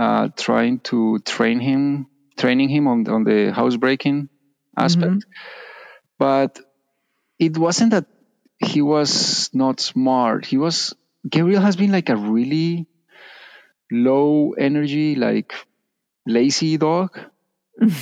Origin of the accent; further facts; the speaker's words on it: Colombia; moved away; I'm from Colombia